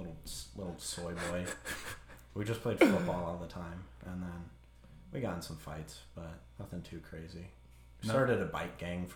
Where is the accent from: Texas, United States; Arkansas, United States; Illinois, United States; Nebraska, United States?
Nebraska, United States; Holdrege; Honestly, it wasn't that bad. It was just kind of like chaos, because like you get into those small towns and you get a lot of different like characters.